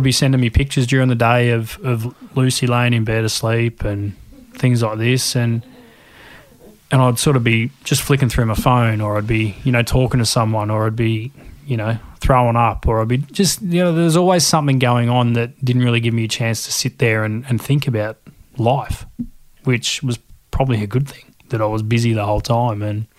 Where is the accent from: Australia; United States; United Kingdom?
Australia; Shepparton, Victoria; And I think growing up in Shep with all my mates and stuff around the golf course and mates at school